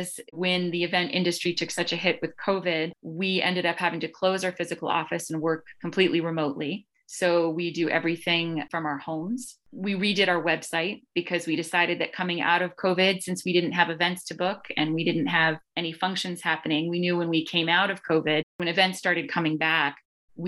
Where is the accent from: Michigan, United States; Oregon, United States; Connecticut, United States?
Connecticut, United States; now in Boston, United States; my hometown, which is Connecticut, but I live in Jamaica Plain. I've been Boston-based since 1998